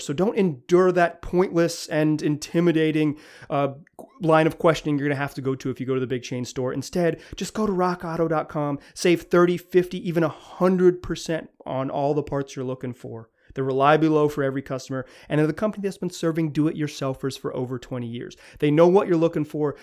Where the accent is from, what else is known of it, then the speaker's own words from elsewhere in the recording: the South, United States; I grew up in the South when rap music became pop music